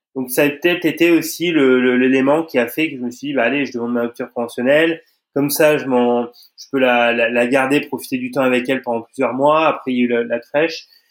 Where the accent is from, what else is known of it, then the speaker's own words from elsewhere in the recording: Auvergne-Rhône-Alpes, France; moved away; je suis originaire de d'Auvergne